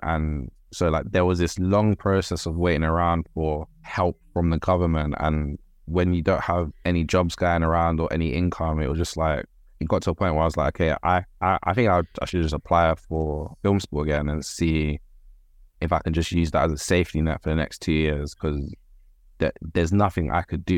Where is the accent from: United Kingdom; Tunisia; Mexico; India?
United Kingdom; London; I grew up in Birkengreen, Whitechapel